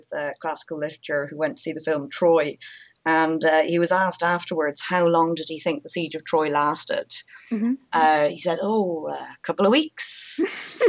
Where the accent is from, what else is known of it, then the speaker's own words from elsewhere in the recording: Ireland; growing up in Ireland, in primary school, we had modern Irish as a subject